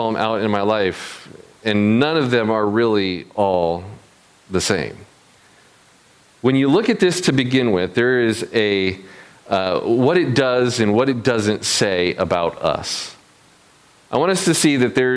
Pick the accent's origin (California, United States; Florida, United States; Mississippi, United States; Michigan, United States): Michigan, United States; moved away; also born or lived in South Carolina / New York City; I moved from my Midwestern hometown down to the South